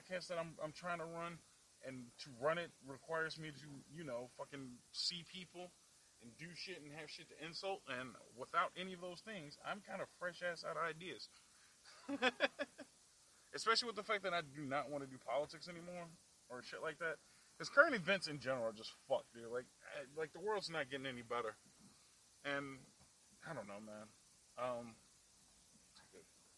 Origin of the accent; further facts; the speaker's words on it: Chicago, Illinois, United States; I'm from the Southside